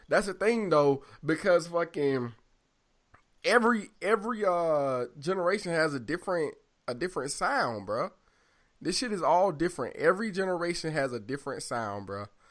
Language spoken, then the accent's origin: English; the South, United States; I'm from the South